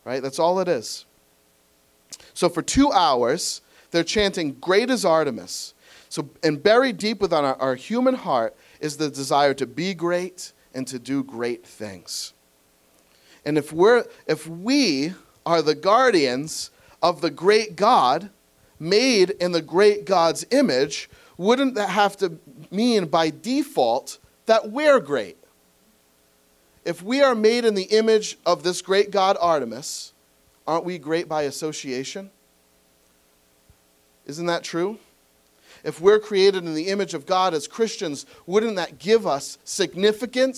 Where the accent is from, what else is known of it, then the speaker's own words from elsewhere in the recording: New England, United States; I'm from New England.